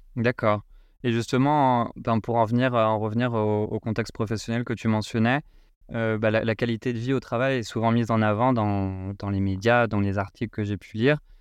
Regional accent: France

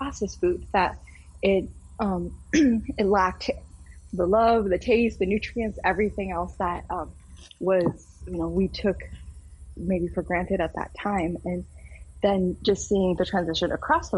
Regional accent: South Dakota, United States; I am state senator from South Dakota

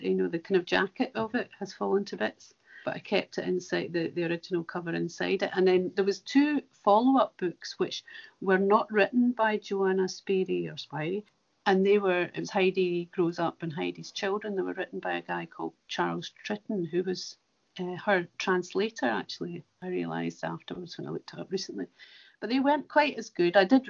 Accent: Cumnock, Ayrshire, Scotland, United Kingdom; a wee girl growing up in Comores in Ayrshire

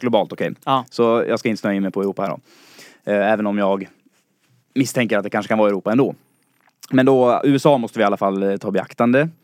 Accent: Falun, Dalarna County, Sweden; moved away as an adult; now in Stockholm, Sweden; jag kommer från Dalarna, från Falun. är 22 år och flyttade hit till Stockholm för att plugga.

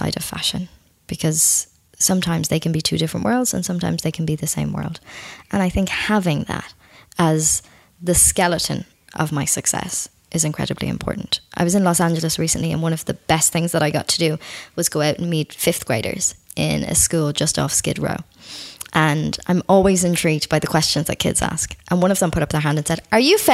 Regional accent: Ireland; I'm Irish. I live on an island of 4.5 million people

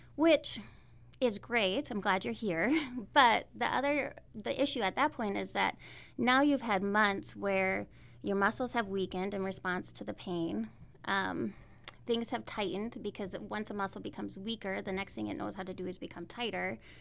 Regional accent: Howard, South Dakota, United States; now in Belle Fourche, United States; I was raised on the east side of the state. I'm originally from Howard, South Dakota.

